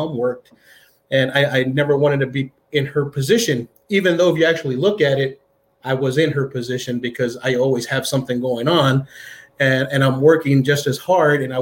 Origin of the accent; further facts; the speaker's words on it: El Paso, Texas, United States; I was born and raised here in El Paso, poor side of town, wrong side of the tracks